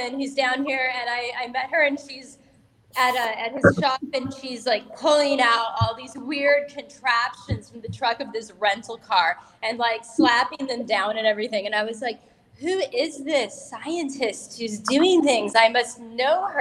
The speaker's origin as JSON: {"language": "English", "region": "Southern California", "country": "United States", "moved": "as an adult", "lives_now": "Mexico", "said": "I'm originally from Southern California, but I've been here in Mexico for 14 years."}